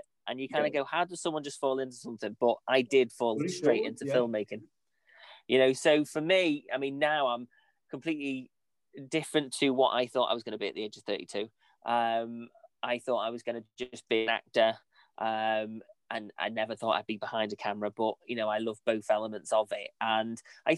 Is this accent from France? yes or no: no; Ellesmere Port, North West England, United Kingdom; I am in Lancaster at the moment, but I'm originally from Ellesmere Port, and I do live in Ellesmere Port